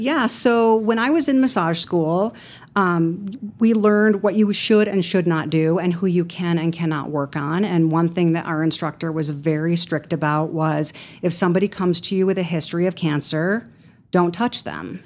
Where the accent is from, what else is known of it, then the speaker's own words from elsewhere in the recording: Chicago, Illinois, United States; moved away as an adult; now in Amarillo, United States; I am originally from Chicago